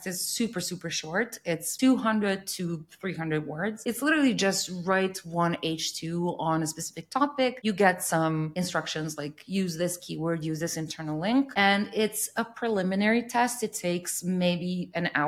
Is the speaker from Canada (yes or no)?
no; Serbia; I'm from Serbia